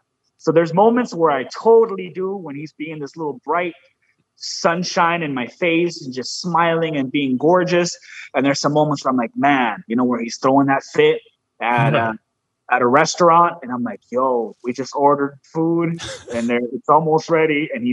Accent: United States; accent: pocho; My pocho accent

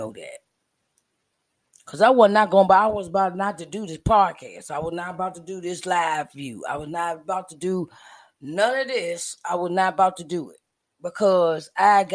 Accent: Uniontown, Pennsylvania, United States; I am from Uniontown, Pennsylvania, 45 minutes outside of Pittsburgh, Pennsylvania, in the United States of America

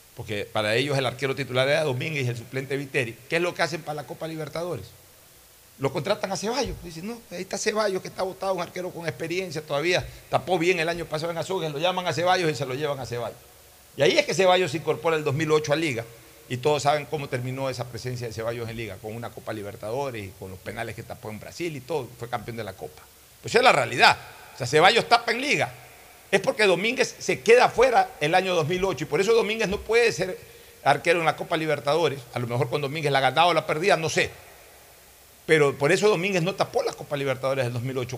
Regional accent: Ecuador; soy ecuatoriano

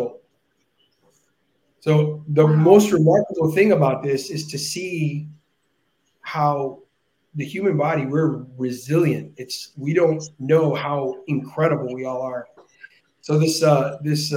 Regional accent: Brownsville, Texas, United States; moved away; also born or lived in Boston; I'm from Brownsville, Texas. That's where I was born and raised

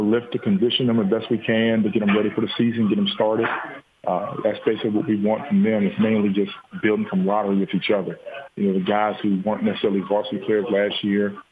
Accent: Jefferson County, West Virginia, United States; I'm born and raised in Jefferson County, went to Jefferson High School

